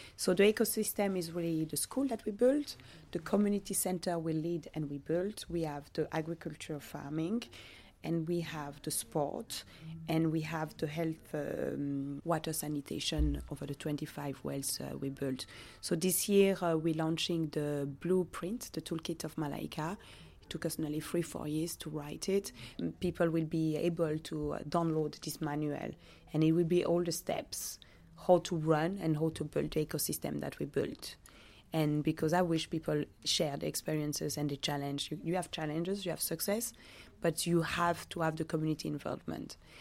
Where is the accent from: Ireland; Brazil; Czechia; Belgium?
Belgium; born or raised there; also born or lived in Democratic Republic of the Congo